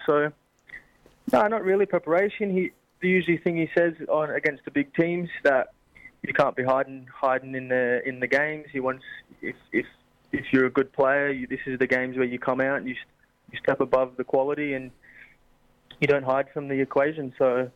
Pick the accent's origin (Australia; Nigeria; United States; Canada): Australia; now in Scotland; I grew up in Australia